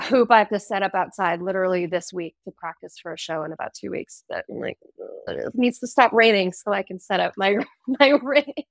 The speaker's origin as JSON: {"language": "English", "country": "United States", "said": "Americans we can't say just um like we can't say that we're from the United States"}